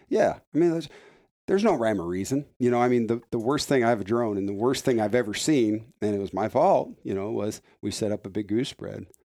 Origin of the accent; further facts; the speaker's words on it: Iowa, United States; I'm from Iowa